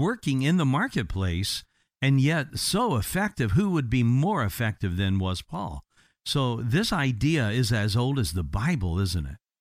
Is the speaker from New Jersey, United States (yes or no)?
no; Indiana, United States; now in Florida, United States; I'm from Indiana originally